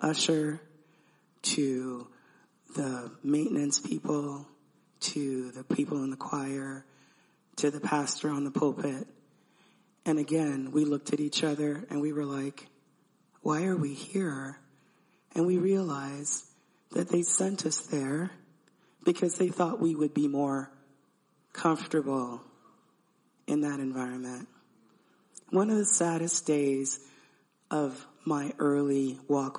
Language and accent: English; Panama; I am an Afro-Latina. I'm from Panama